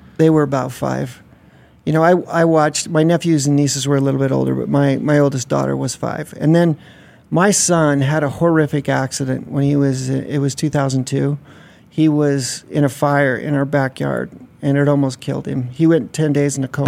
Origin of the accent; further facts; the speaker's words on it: Utah, United States; I grew up around the drag racing scene. My dad had a race tra- racetrack here, right. Bonneville Raceway.